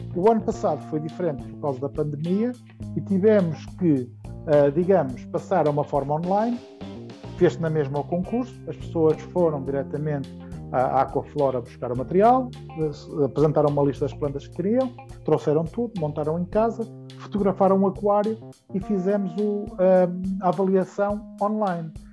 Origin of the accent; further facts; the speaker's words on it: Portugal; como português de ter no meu país